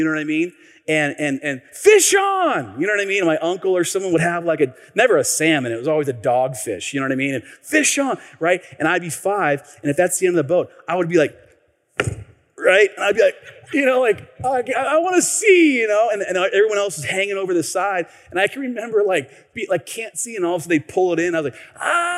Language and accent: English; Tacoma, Washington, United States; I grew up here. Many of you know I grew up here in Tacoma.